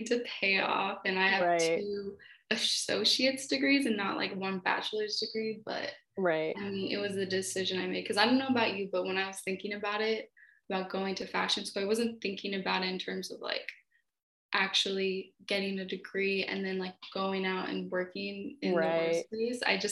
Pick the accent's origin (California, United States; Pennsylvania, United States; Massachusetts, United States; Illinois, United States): California, United States; Bay Area; moved away as an adult; also born or lived in Italy; now in New York, United States; I'm from California. I was born and raised in the Bay Area.